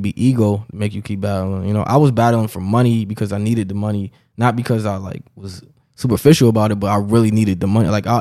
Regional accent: Rochester, New York, United States; I'm from Rochester, New York, upstate New York

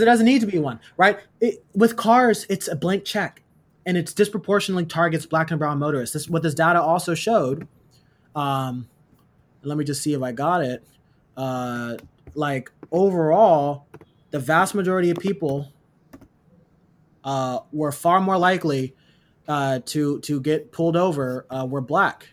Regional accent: Oakland, California, United States; I grew up in East Oakland

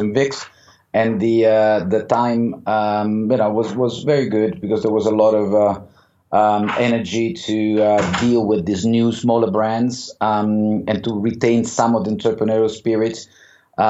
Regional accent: Rome, Lazio, Italy; moved away as an adult; also born or lived in Switzerland; now in London, United Kingdom; I grew up in Rome. I did also my university in Rome

